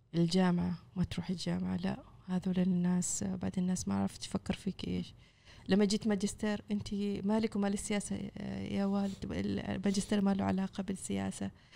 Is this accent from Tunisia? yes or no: no; Oman; كفاءاتنا العمانية